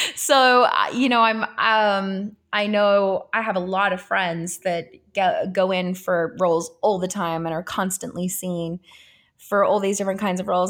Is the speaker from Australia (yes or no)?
yes; Australia; moved away as an adult; also born or lived in Italy; now in United States; I am Australian and I, I grew up there.